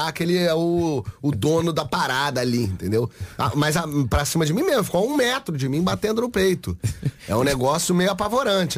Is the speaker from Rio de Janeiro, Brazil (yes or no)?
yes; Rio de Janeiro, Brazil; Eu sou do Rio de Janeiro.